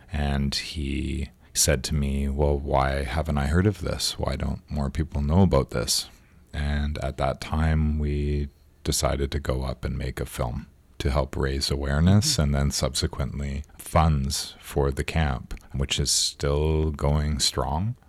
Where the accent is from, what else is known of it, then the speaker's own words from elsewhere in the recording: Victoria, British Columbia, Canada; was born and raised and live on Lekwungen territory, now called Victoria